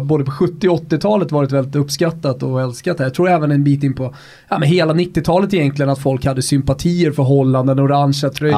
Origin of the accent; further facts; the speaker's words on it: Rönninge, Stockholm County, Sweden; i Rönninge där jag kommer ifrån